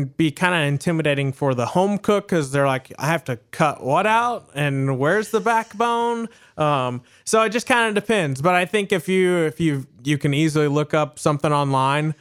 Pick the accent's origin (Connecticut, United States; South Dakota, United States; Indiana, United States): Indiana, United States; the South, Southern; moved away; also born or lived in Southern United States; I grew up in Southern Indiana, but I also grew up more in the South as well